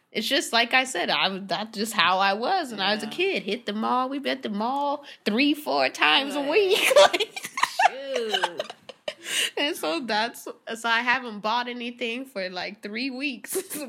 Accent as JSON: {"language": "English", "town": "Irvine", "region": "California", "country": "United States", "tie": "born or raised there", "said": "even though I grew up in Irvine around mostly like white, rich white people and Asians, like my mom didn't grow up around that."}